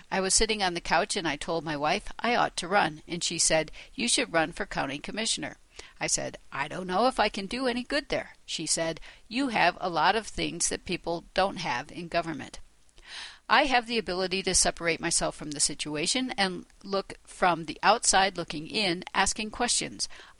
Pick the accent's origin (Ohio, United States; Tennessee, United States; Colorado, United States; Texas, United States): Colorado, United States; Lamar; I was born and raised in Lamar, Colorado, to a multi-generational family there.